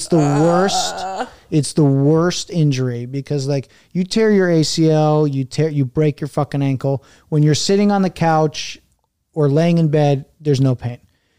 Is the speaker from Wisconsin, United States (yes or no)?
no; Bergen County, New Jersey, United States; moved away as an adult; also born or lived in Indiana / Pittsburgh; I grew up in Jersey. I went to school in Indiana. And then I moved to Pittsburgh after college